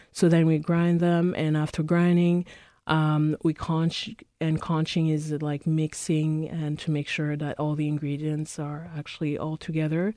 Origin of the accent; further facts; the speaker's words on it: Cameroon; also born or lived in Prince Edward Island, Canada; now in Winnipeg, Canada; I'm originally from Cameroon, but I grew up, I've been in Canada for the past, uh, twenty years